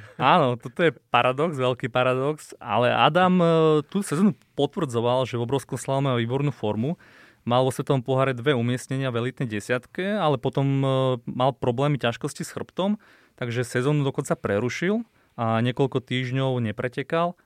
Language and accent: Slovak; Slovakia; to sme my Slováci